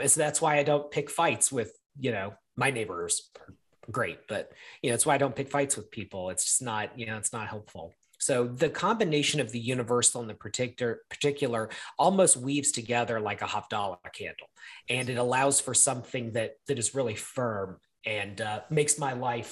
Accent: the South, United States; growing up in the South in the 90s, 80s and 90s

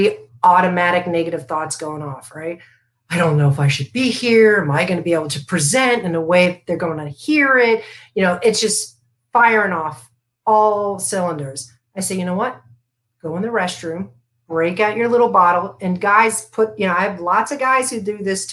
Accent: Florida, United States; I grew up in Florida

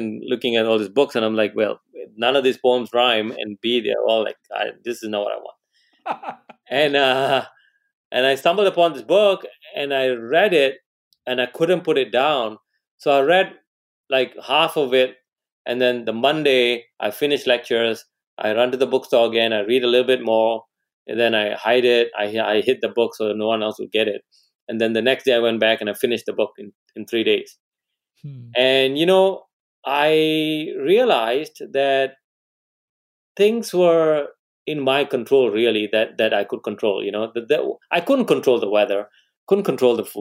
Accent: Malaysia; moved away as an adult; also born or lived in England; I come from Malaysia.

